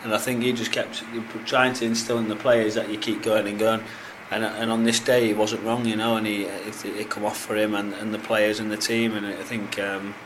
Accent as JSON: {"language": "English", "town": "Hartlepool", "region": "North East England", "country": "United Kingdom", "said": "I'm from Hartlepool"}